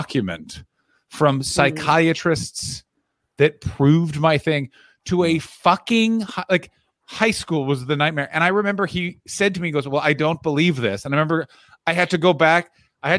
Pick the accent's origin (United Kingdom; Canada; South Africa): Canada; I will one day be a Canadian with an American passport